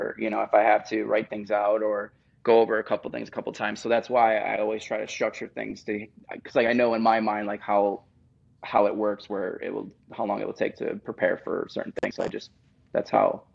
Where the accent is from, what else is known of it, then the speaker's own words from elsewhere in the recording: Buffalo, New York, United States; moved away as an adult; also born or lived in Nashville; now in Los Angeles, United States; I grew up in Buffalo, New York